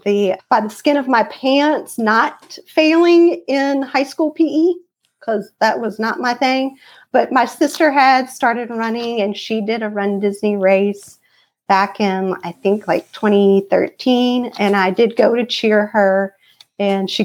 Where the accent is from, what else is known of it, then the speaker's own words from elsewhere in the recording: Louisiana, United States; So I am from Louisiana. I've lived here all my life. I don't think I have an accent either.